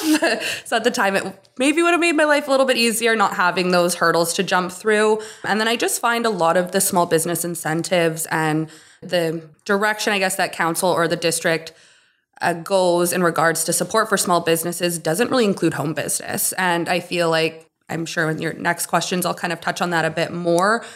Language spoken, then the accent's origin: English; Kitimat, British Columbia, Canada; also born or lived in Stewart, British Columbia / Toronto; I was more or less born and raised in Kitimat. I was born here. I grew up in Stuart till I was about six. And my parents made the move to Kitimat at that time.